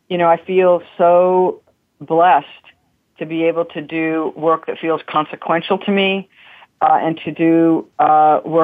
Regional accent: Utah, United States; moved away; growing up in Utah, which is overwhelmingly white

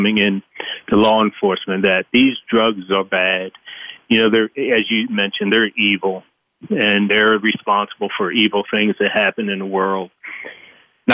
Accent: Baltimore, Maryland, United States; I was raised in Baltimore

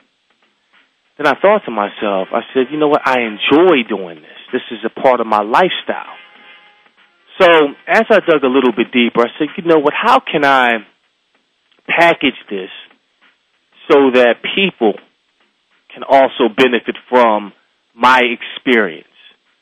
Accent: Philadelphia, Pennsylvania, United States; growing up in Philadelphia, Pennsylvania, went to a school called Abington

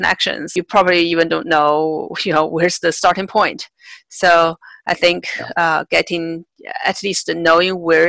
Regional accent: China; I grew up in China as well

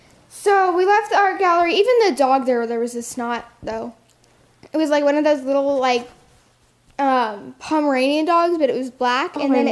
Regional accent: Arizona, United States; But I'm from Arizona. It's hot here. Sedona... Up in the mountains.

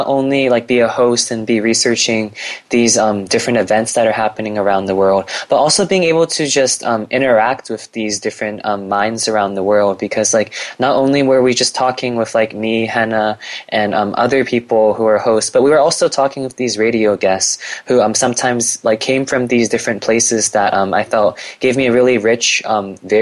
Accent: California, United States; I'm like a Californian native. I never really lived anywhere else

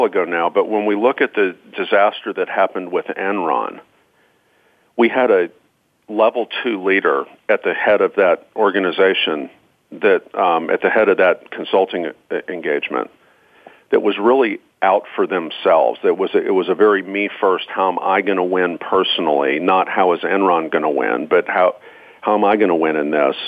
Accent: Georgia, United States; I'm from Georgia.

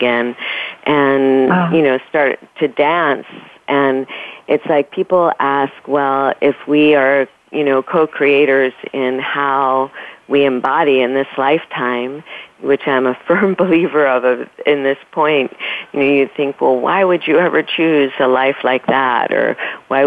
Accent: New York City, New York, United States; I grew up in New York City, I kept passing the lighthouse, which was at the very end of my street

